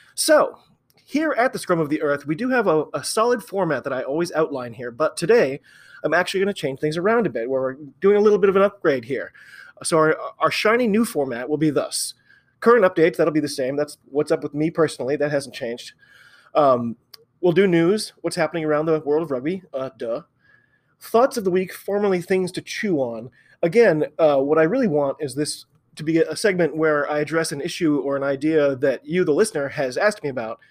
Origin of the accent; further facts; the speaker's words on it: United States; I'm an American